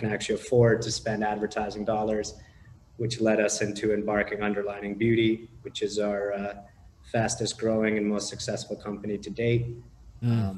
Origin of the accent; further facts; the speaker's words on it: Canada; also born or lived in Romania / Los Angeles, United States; now in Panama; originally I was born in Romania, moved to Canada when I was about 5 years old